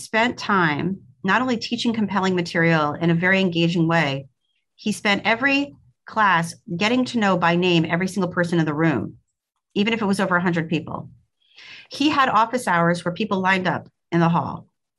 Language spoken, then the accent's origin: English; Brooklyn, New York, United States; accent: Brooklyn; also born or lived in Madison / Austin; now in Louisville, United States; My accent was much more Brooklyn in those days. Keep in mind that this was a long time ago. So I did live in Madison for 4 years.